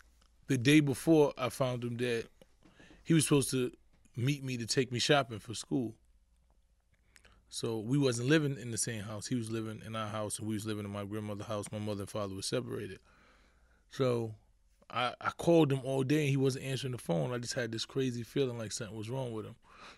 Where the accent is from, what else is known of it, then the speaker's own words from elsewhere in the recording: New York City, New York, United States; Born and raised in the Bronx, High Bridge section. Grew up in the hood, pretty much.